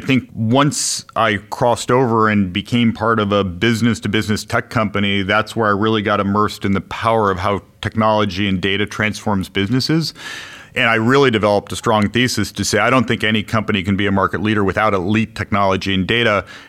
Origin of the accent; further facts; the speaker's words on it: Midwest, United States; Yeah, I grew up in the Midwest. I went to school in the Northeast.